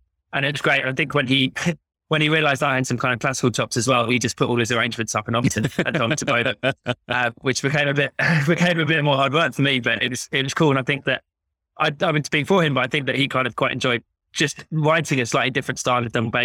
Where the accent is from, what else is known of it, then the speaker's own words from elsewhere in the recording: London, United Kingdom; I'm a London boy myself. Like, I grew up in Wimbledon